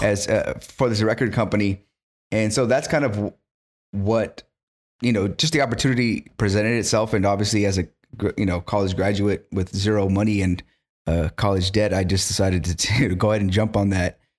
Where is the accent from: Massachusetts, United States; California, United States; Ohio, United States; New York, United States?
California, United States; Carpinteria; born and raised in Carpinteria